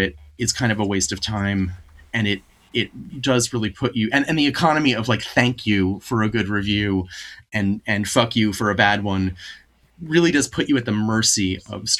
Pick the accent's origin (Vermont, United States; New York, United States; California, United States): Vermont, United States; I'm from Vermont